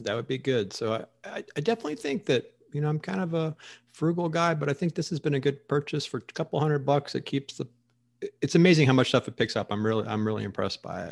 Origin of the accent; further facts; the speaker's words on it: Florida, United States; now in Arizona, United States; growing up in Florida